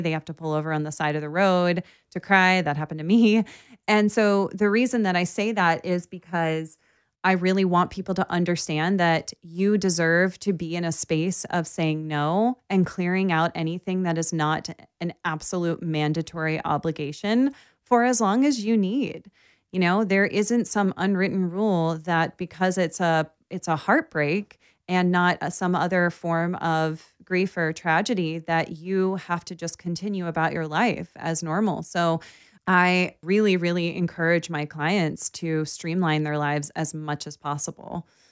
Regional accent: Baltimore, Maryland, United States; I grew up in Baltimore

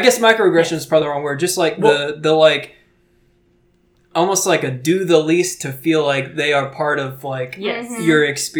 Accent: South Carolina, United States; I'm from South Carolina.

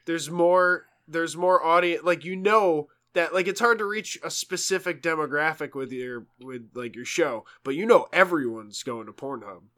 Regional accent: New York, United States; moved away; being a New Yorker

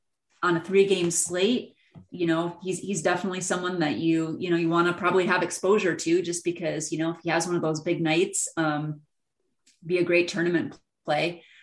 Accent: Minnesota, United States; I grew up in Minnesota

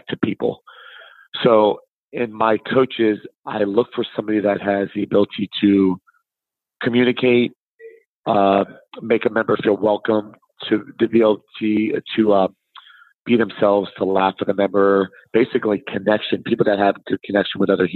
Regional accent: South Florida, United States; I'm from South Florida

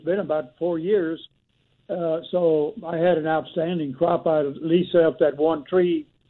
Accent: Laredo, Texas, United States; moved away; I'm originally from the Laredo area

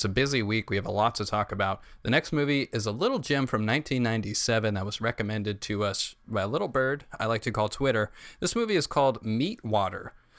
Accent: Corrales, New Mexico, United States; Growing up in Corrales with the skunks around

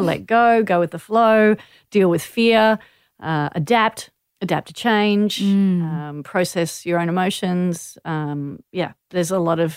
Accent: Manly, New South Wales, Australia; growing up in Manly, I had the distinct advantage of being surrounded by world champion surfers.

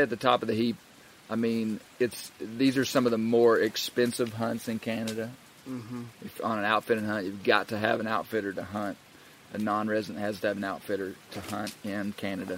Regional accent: Arkansas, United States; We're both from Arkansas

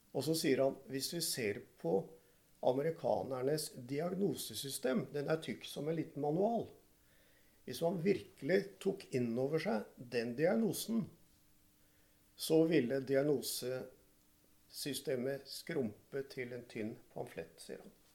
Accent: Oslo, Norway; Jeg er fra Groruddalen

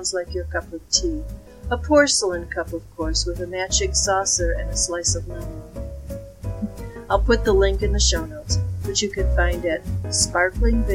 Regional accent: Chicago, Illinois, United States; accent: Windy City; now in northwestern U.S., United States; I grew up in Illinois, and you could probably hear traces of the Windy City in my accent

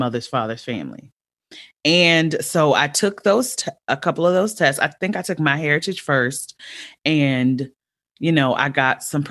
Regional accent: Los Angeles, California, United States; also born or lived in Baltimore, Maryland; I grew up

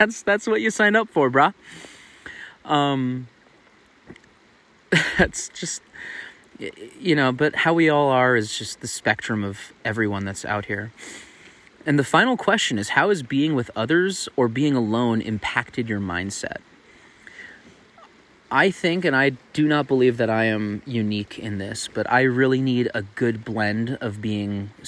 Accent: Tucson, Arizona, United States; Tucson, Arizona, my hometown

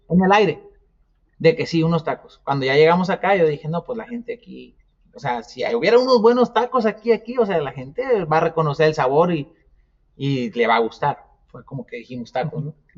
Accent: Nayarit, Mexico; now in Phoenix, United States; Somos de Nayarit, nacimos en Nayarit

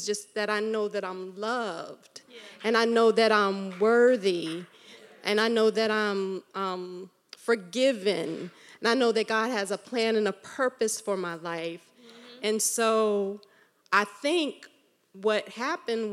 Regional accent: New York, United States; I grew up in New York

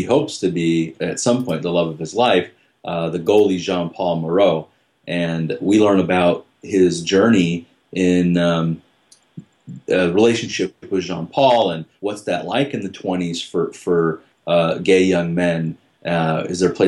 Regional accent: Cicero, Illinois, United States; growing up in Cicero and around all the Al Capone stuff and gangsters

